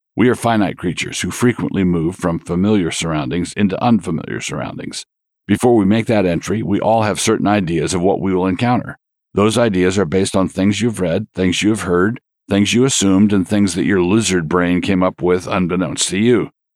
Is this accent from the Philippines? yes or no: no; San Diego, California, United States; I was born in the Naval Hospital at San Diego.